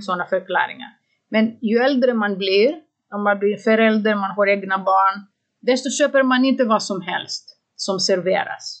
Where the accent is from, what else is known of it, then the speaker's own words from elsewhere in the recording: Greece; Swedish is a second language; moved away as an adult; now in Sweden; när jag var barn i Grekland